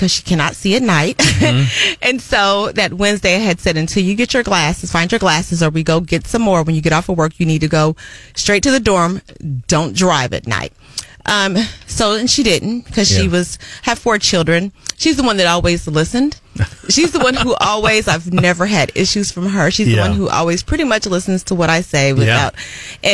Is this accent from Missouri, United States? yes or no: yes; Columbia, Missouri, United States; also born or lived in Dallas, Texas; I grew up here in Columbia, Missouri.